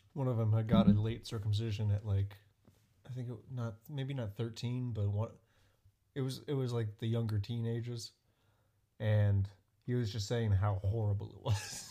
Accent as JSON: {"language": "English", "region": "Colorado", "country": "United States", "tie": "born or raised there", "also_born_or_lived": "New York", "moved": "yes", "said": "I was born in Colorado"}